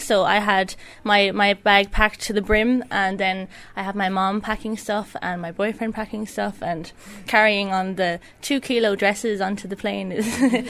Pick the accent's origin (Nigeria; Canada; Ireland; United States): Ireland; Dingle, Munster; moved away as an adult; also born or lived in Cork; now in South Australia, Australia; Yeah, well, I'm from Dingle, so I just lived outside of Tralee my whole life.